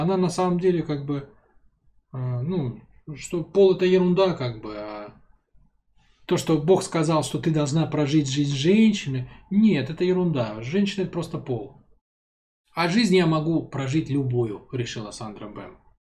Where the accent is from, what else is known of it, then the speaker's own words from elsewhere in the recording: Saint Petersburg, Russia; я, в принципе, городской ребенок, я родился там в Ленинграде, да, мама с папой у меня оба из Ленинграда, то есть я такой потомственный городской ребенок